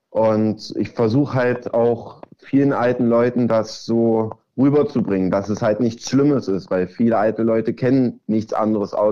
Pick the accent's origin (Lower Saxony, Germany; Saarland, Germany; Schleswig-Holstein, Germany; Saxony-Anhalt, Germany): Saxony-Anhalt, Germany; Zerbst; äh, komme aus Zerbst, ähm, bin 17 Jahre alt